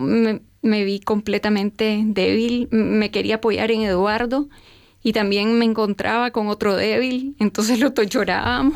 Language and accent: Spanish; Nicaragua; nací y a los tres años comienza la revolución en mi país, en el 79.